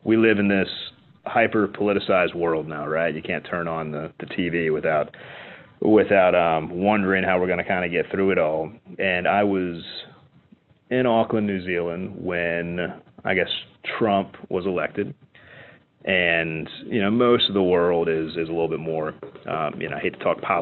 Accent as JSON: {"language": "English", "country": "United States", "said": "as an American"}